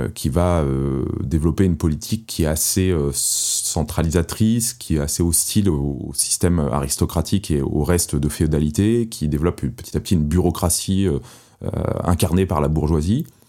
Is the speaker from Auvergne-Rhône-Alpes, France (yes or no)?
no; Paris, Île-de-France, France; moved away as an adult; j'étais parisien et je n'avais jamais conçu de quitter Paris. C'était une ville que j'aimais énormément, à laquelle j'étais très attaché, euh, pour son architecture, pour ses musées, pour les souvenirs tout simplement euh, que, de mon enfance euh, à Paris